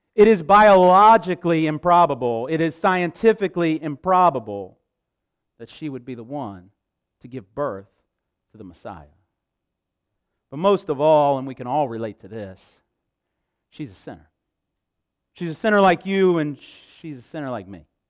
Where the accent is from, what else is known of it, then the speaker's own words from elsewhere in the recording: Huntington, West Virginia, United States; also born or lived in Barboursville, West Virginia; I was born in Huntington, uh, the home of Marshall University